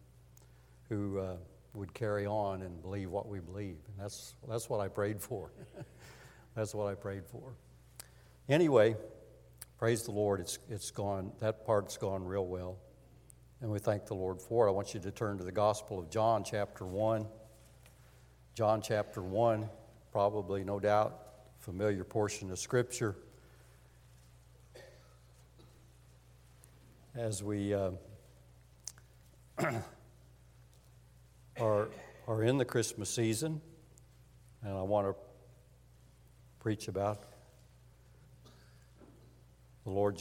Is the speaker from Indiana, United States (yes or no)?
yes; Montgomery County, Indiana, United States; I grew up in Montgomery County, so I'm a native.